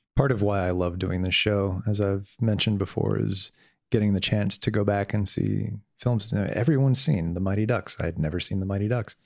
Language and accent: English; Miami, Florida, United States; I grew up in Miami.